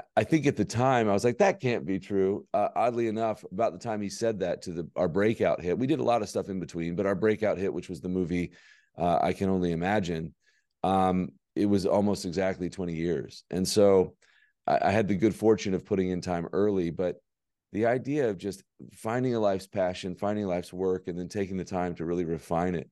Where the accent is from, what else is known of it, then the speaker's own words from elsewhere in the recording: Birmingham, Alabama, United States; born and raised in Birmingham, Alabama